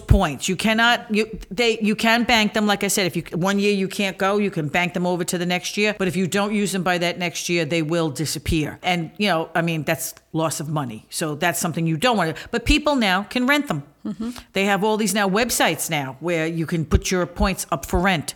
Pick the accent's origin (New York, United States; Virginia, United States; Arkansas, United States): New York, United States; New York City; I grew up near Coney Island